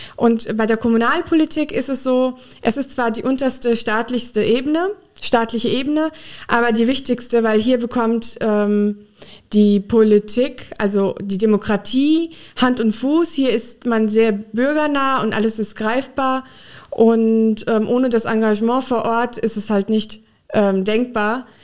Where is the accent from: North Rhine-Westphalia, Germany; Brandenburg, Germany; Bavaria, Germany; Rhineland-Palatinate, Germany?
Rhineland-Palatinate, Germany; Frankenthal; moved away as an adult; also born or lived in Mainz; now in Koblenz, Germany; Ich bin in der Pfalz in Frankenthal aufgewachsen